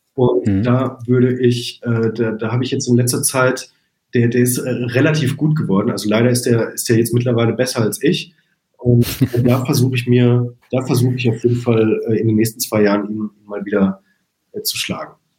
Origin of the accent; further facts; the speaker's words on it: Arnsberg, North Rhine-Westphalia, Germany; moved away as an adult; now in Munich, Germany; wenn ich in meine Heimatstadt Arnsberg zurückkomme